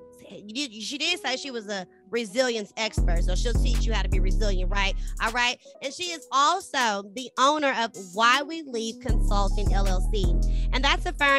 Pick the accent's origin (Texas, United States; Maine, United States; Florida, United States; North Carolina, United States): Texas, United States; I'm from Texas